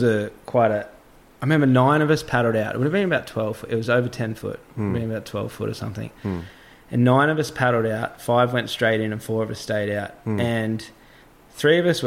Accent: Australia; I'm Australian

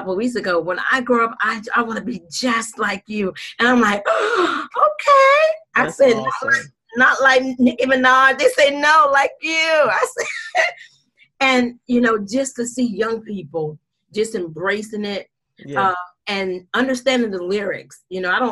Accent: Jacksonville, Florida, United States; I am from Jacksonville, Florida

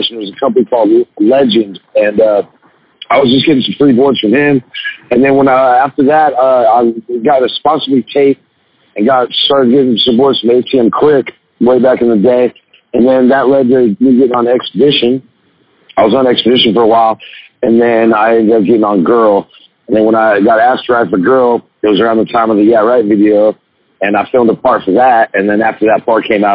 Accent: Sacramento, California, United States; moved away as an adult; now in Los Angeles, United States; Sacramento is a beautiful place. I grew up there

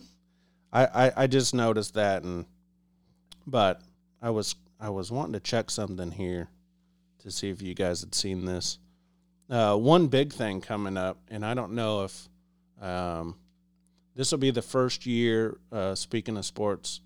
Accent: Liberty, Missouri, United States; I'm from the Liberty, Kansas City area.

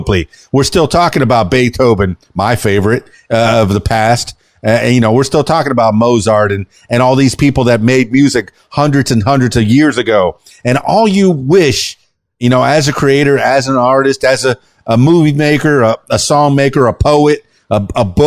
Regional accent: Miami, Florida, United States; I was born in 69, in Miami, Florida.

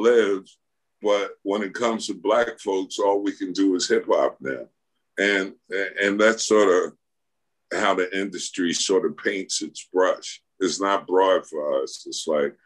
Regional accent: New York City, New York, United States; I grew up in Queens and Jamaica, New York

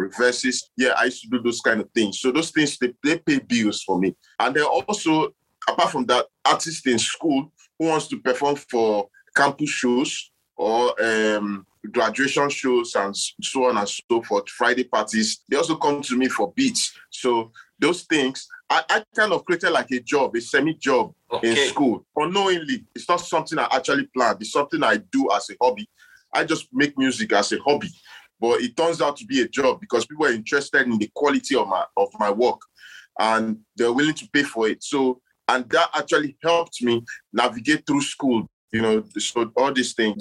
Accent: Akwa Ibom, Nigeria; I'm from Akwa Ibom State, southern part of Nigeria

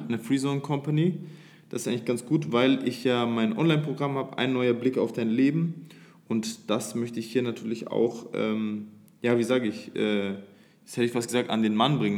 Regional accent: Nuremberg, Bavaria, Germany; moved away as an adult; now in Dubai, United Arab Emirates; wir kommen aus Nürnberg

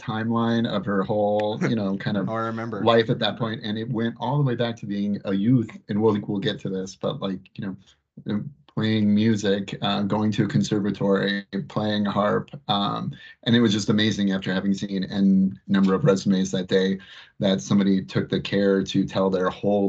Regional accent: Colorado, United States; moved away as an adult; also born or lived in Boston; I grew up in Colorado

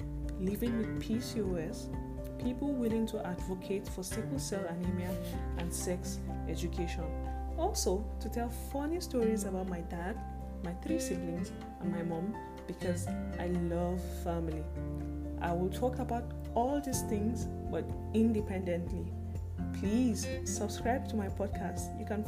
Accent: Zaria, Kaduna State, Nigeria; I am a Nigerian. I'm from Kaduna State. I was born and bred in Zaria.

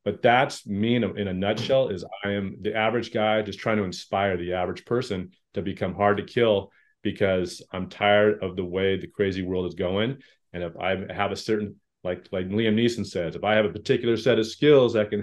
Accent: La Verne, California, United States; I grew up in Laverne, nice suburban little area outside

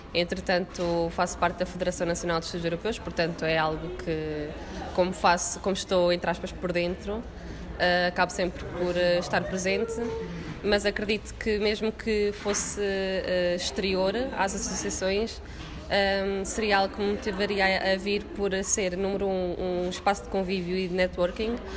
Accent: Coimbra, Centro, Portugal; eu sou de Coimbra

